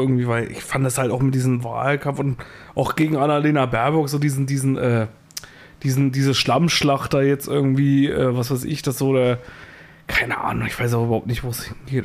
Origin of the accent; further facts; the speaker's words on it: Thuringia, Germany; Bei uns in Thüringen